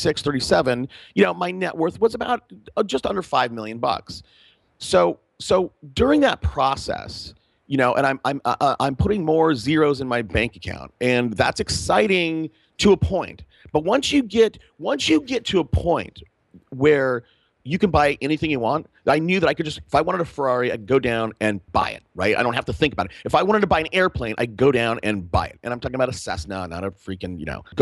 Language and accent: English; Fresno, California, United States; I grew up in Fresno